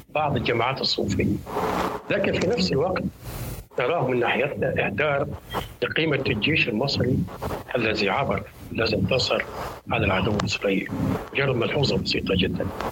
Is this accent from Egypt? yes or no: yes; Egypt; عندنا في مصر